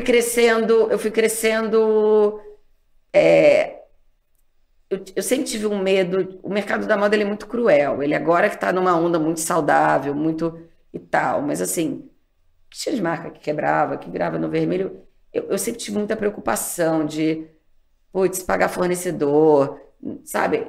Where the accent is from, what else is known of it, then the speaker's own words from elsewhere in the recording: Rio de Janeiro, Brazil; moved away; also born or lived in Texas, United States; saí do Rio de Janeiro, onde eu tinha amigos, vida